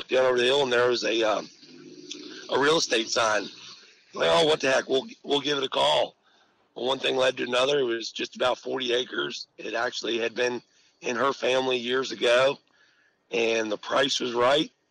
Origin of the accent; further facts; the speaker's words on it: West Virginia, United States; also born or lived in Adak, Alaska / Reykjavik, Iceland / Hampshire County, West Virginia; I was raised in West Virginia. I was actually born a Navy brat. I was born in Adak, Alaska. And then I grew up a little while in Reykjavik, Iceland.